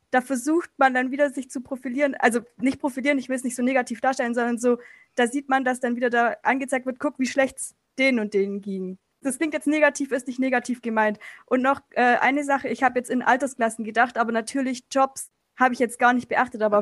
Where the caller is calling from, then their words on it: Stuttgart, Baden-Württemberg, Germany; Äh, ich komme aus Stuttgart.